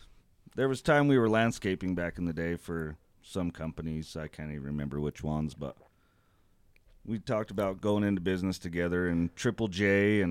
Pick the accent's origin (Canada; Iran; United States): United States; Clearfield, Pennsylvania; born or raised there